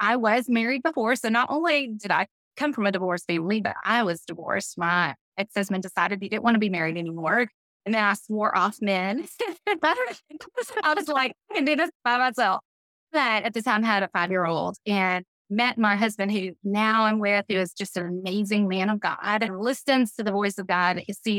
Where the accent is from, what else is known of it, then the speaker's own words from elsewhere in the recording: Houston, Texas, United States; I grew up in Houston, went to First Baptist Church of Houston School from 6th grade to 12th grade and just loved it. Loved living there in Houston